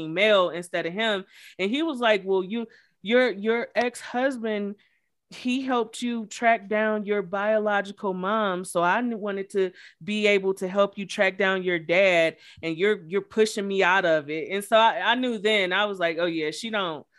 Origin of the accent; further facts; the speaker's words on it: Cleveland, Ohio, United States; I'm from Cleveland